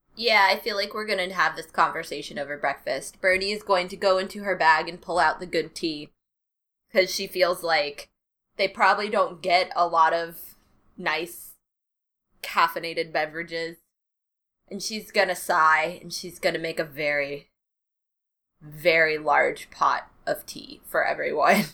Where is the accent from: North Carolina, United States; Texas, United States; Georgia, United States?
North Carolina, United States; I'm a North Carolinian